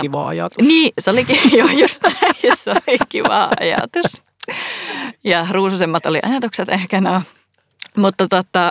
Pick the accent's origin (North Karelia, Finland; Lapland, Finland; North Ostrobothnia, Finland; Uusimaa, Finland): North Ostrobothnia, Finland; Oulu; accent: Oulu dialect; moved away as an adult; now in Helsinki, Finland; mä oon siis Oulusta kotoisin